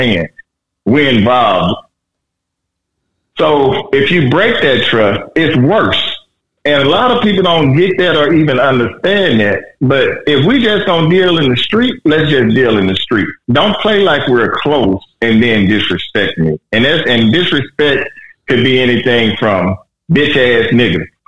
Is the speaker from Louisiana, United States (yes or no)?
yes; Louisiana, United States; moved away; also born or lived in California; me coming from the South, I'm originally from Louisiana.